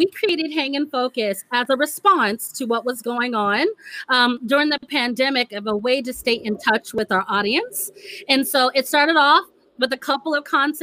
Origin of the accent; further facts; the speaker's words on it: Arizona, United States; I am a local girl